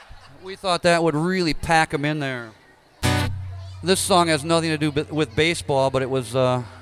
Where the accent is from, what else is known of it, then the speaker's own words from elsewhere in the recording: Wisconsin, United States; you got to remember we're from Wisconsin.